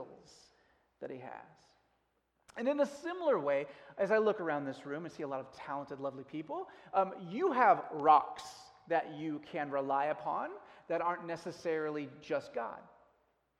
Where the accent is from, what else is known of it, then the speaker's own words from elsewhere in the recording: United States; as an American